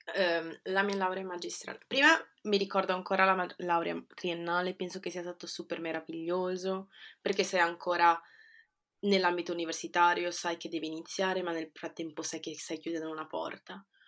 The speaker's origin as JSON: {"language": "Italian", "town": "Genoa", "region": "Liguria", "country": "Italy", "tie": "born or raised there", "also_born_or_lived": "Peru", "moved": "as an adult", "lives_now": "London, United Kingdom"}